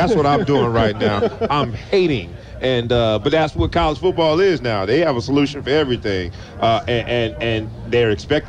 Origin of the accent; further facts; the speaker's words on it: Broward County, Florida, United States; I'm from Broward County.